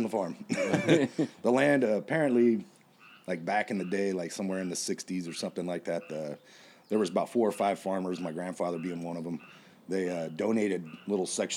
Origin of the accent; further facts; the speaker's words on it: Tulare, California, United States; I was born in Tulare, California